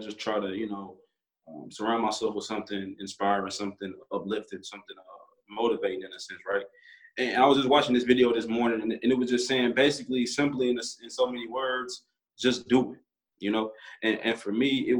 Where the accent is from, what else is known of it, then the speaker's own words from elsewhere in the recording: Little Rock, Arkansas, United States; born and raised in Little Rock, Arkansas